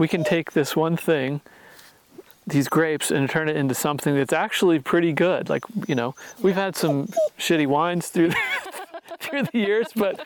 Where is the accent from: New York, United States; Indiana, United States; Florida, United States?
Indiana, United States; this kid from Indiana that really hadn't been too many places in the world